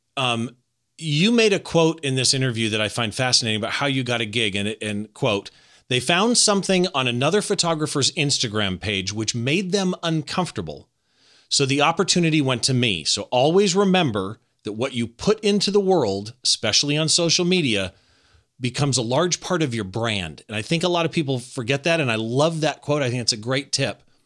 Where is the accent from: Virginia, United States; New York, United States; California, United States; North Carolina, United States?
California, United States; Riverside; in my hometown at the Riverside Art Museum